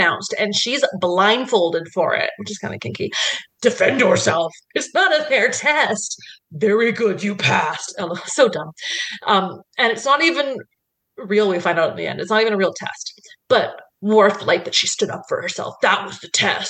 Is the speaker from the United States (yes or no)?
no; Canada; As a Canadian